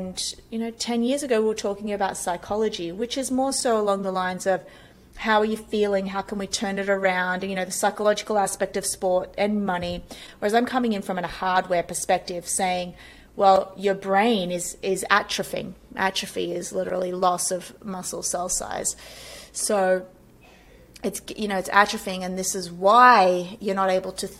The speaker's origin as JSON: {"language": "English", "country": "Australia", "moved": "as an adult", "lives_now": "United States"}